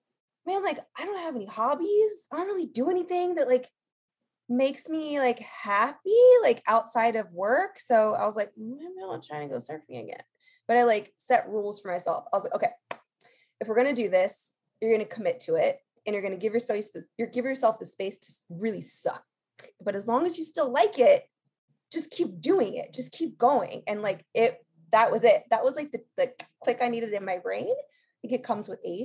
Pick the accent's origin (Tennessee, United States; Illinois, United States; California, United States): California, United States; Los Angeles; born and raised in Los Angeles